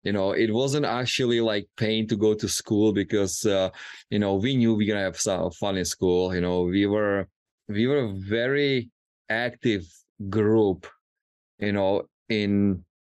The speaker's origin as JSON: {"language": "English", "country": "Czechia", "tie": "born or raised there", "moved": "yes", "said": "growing up in Czech Republic"}